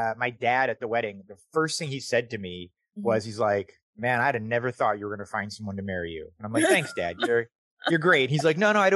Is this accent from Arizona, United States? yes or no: yes; Tempe, Arizona, United States; moved away as an adult; I'm from Tempe, Arizona, which is a little suburb